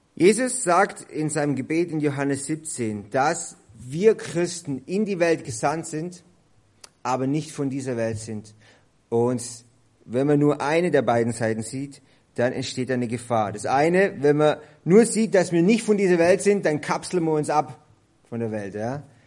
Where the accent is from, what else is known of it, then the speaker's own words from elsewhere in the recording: Germany; bei uns in Deutschland